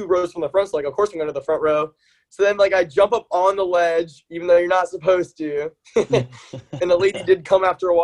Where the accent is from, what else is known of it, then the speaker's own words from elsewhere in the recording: Winter Park, Florida, United States; moved away as an adult; now in Tallahassee, United States; I'd actually gone home to Orlando. I'm from Winter Park, Florida